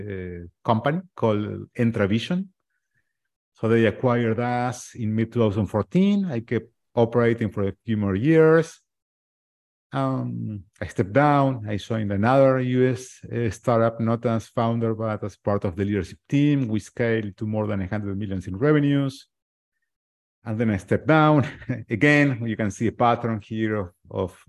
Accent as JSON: {"language": "English", "country": "Argentina", "tie": "born or raised there", "also_born_or_lived": "United States", "moved": "yes", "lives_now": "Uruguay", "said": "I'm in Uruguay, but I was born and raised in Argentina, really close"}